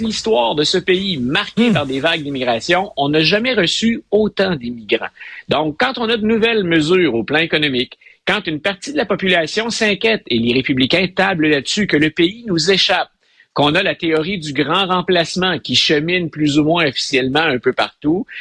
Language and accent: French; Quebec, Canada; notre famille, nous, c'est faut visiter le Québec pour couvrir tout le monde